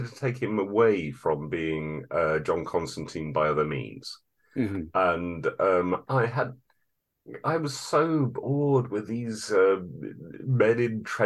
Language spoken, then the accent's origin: English; United Kingdom; as a British person